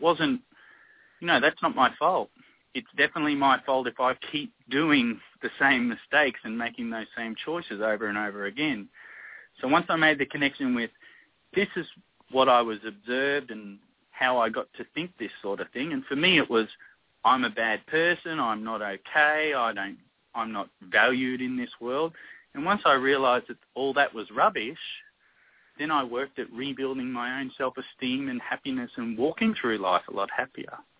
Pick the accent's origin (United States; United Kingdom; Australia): Australia; moved away as an adult; I'm from Australia, so where I was grew up or where I lived with my kids when they were really young, it's endless summer. We don't have a winter.